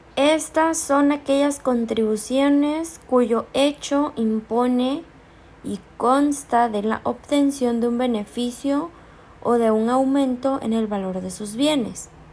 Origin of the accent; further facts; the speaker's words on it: Chiapas, Mexico; yo tengo acceso al ISTECH porque soy de Chiapas